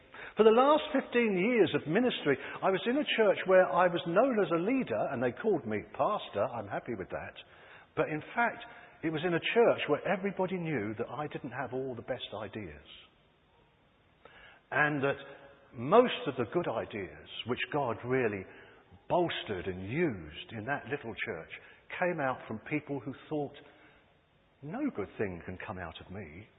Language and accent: English; California, United States; Growing up in Southern California, I watched a transformation take place in a stinking landfill.